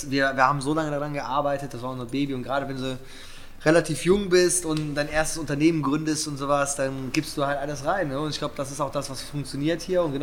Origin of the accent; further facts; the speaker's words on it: Cologne, North Rhine-Westphalia, Germany; Nee, also selbst als Kölner, äh, bei uns gibt es jetzt kein großes Geschwader.